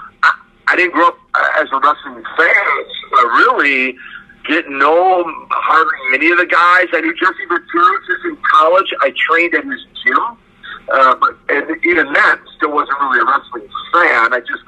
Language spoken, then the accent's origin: English; Russia; English is a second language; Now, of course, I'm from Russia, right?